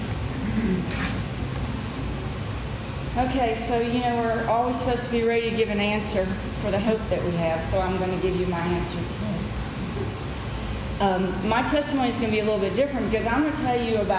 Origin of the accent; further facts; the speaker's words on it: West Tennessee, United States; also born or lived in the North (US); In 1969, we moved to Tennessee, to West Tennessee